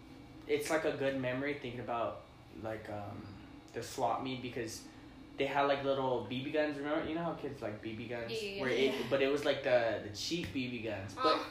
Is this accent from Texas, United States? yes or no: yes; El Paso, Texas, United States; I'm from El Paso.